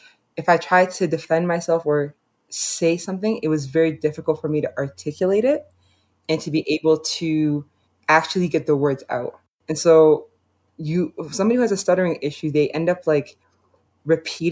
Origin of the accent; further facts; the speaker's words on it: Canada; I was born and raised in Canada